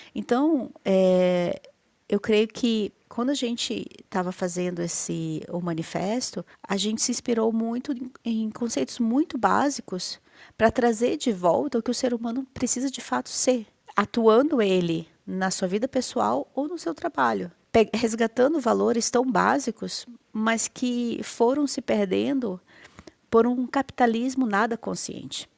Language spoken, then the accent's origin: Portuguese; Manaus, Amazonas, Brazil; now in Curitiba, Brazil; nasci em Manaus, mas estou em Curitiba